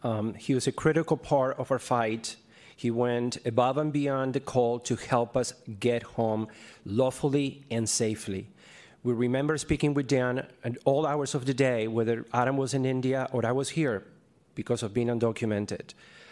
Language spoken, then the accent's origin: English; Argentina; I am from Argentina. I spent 22 years as an undocumented immigrant.